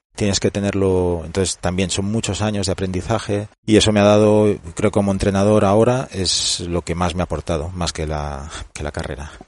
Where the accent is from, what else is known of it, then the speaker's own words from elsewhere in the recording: Barcelona, Catalonia, Spain; Yo soy de Barcelona, entonces estuve en las categorías inferiores del español hasta los 16